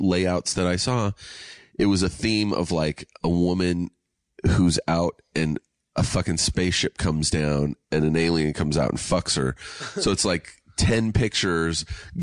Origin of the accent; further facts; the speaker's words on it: Riverside, California, United States; I grew up in Riverside, California